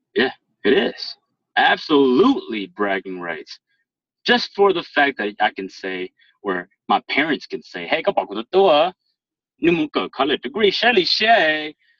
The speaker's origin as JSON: {"language": "English", "region": "Minnesota", "country": "United States", "tie": "born or raised there", "accent": "proper professional accent"}